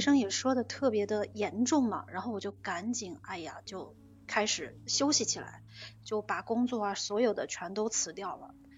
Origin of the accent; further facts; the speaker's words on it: Jiangxi, China; moved away as an adult; now in Shanghai, China; 我是江西人，我在上海工作生活